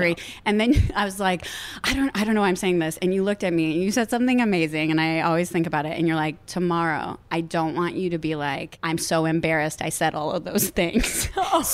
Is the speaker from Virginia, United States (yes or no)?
no; Cleveland, Ohio, United States; moved away as an adult; also born or lived in Boston; now in Los Angeles, United States; I grew up in the Midwest. Yes in Cleveland, Ohio.